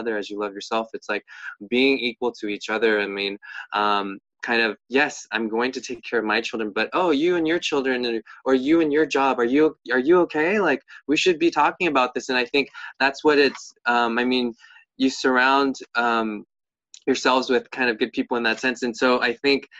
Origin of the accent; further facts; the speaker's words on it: United States; we as the American people